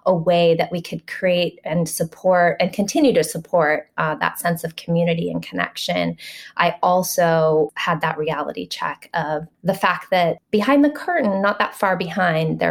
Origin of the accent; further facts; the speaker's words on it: Hawaii, United States; moved away as an adult; So I would go home in December. And when I would come back in January, I was coming from Hawaii